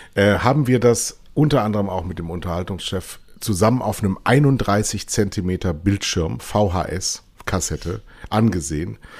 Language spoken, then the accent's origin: German; Germany; als Deutscher